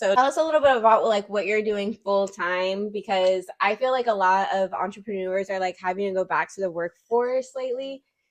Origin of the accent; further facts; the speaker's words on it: Fort Wayne, Indiana, United States; I grew up here, and it's like, I was really, like, in a weird position growing up here, because I spent most of, like, my preschool time, like, in Indianapolis